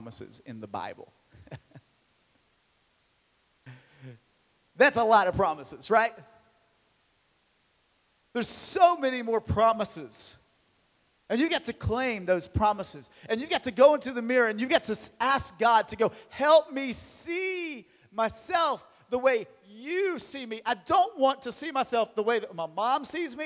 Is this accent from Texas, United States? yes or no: no; Marion, Virginia, United States; my hometown of Marion, Virginia